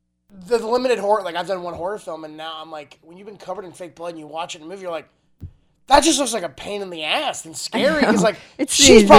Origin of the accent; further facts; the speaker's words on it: Florida, United States; now in California, United States; I was born in Florida. I am a Florida cracker